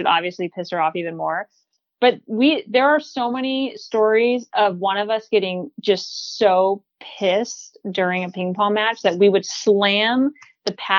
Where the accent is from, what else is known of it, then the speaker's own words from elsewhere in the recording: Northern California, United States; moved away as an adult; now in Portland, United States; I'm from California originally, grew up in Northern, lived in Southern for a little bit